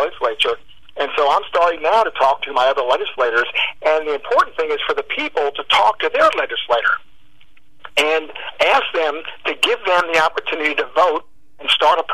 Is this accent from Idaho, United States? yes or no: no; Texas, United States; We're Texans